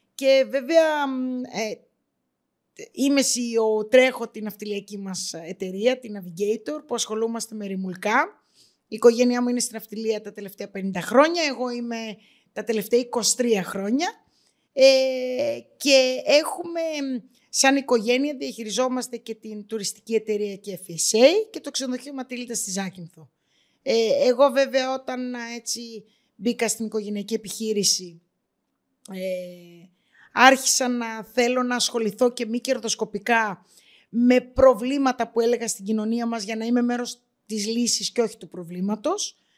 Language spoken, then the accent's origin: Greek; Greece; εγώ το βλέπα σαν Ελληνίδα στην Ελλάδα